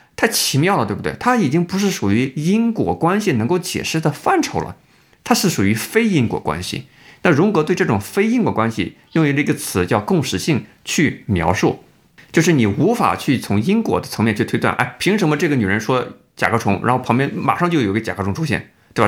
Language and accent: Chinese; Jiangsu, China; 我是这个江苏长大，我有江苏这个，一个背景